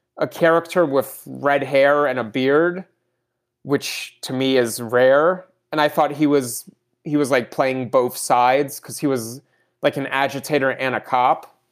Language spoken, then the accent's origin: English; Russia; I was born in Russia